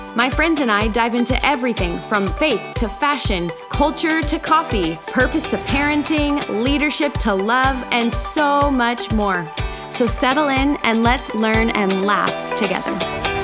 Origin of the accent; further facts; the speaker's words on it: United States; As an American